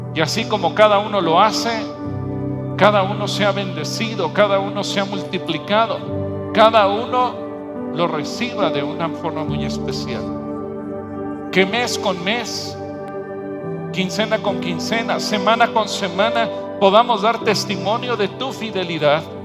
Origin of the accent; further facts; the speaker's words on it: Mexico